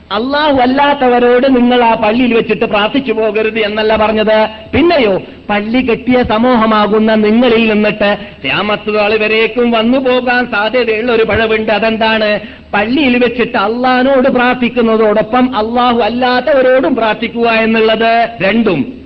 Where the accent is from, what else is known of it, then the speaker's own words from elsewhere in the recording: Kasaragod, Kerala, India; ഞങ്ങളുടെ നാട്ടിനെ സംബന്ധിച്ചിടത്തോളം കാസർഗോഡ് മല്ലികാർജ്ജുന ദേവസ്ഥാനം